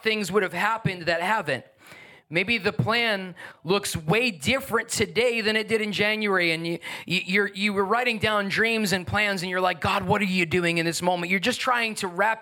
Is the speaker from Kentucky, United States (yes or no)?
no; Long Island, New York, United States; moved away; also born or lived in New Jersey; I grew up on Long Island, New York, and then in New Jersey.